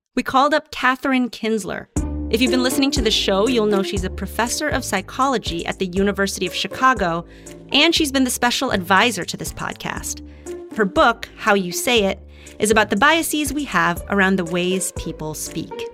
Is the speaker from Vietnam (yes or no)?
no; Philippines; moved away; growing up in the Philippines, I think we understood almost implicitly there was value in learning English